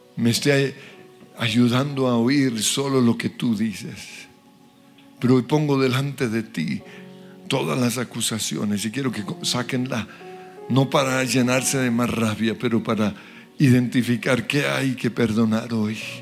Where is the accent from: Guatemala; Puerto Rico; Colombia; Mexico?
Colombia; por ser colombiano